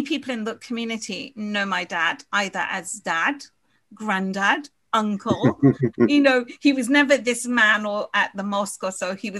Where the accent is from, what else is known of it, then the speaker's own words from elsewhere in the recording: Guyana; now in United Kingdom; we're from Guyana.